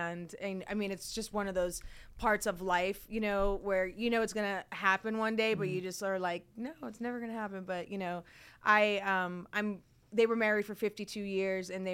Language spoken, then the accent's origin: English; Barrington, Rhode Island, United States; moved away as an adult; also born or lived in Providence, Rhode Island / Miami / New York; now in Los Angeles, United States; I was born and raised in Rhode Island. I was born in Providence, raised in a small town called Barrington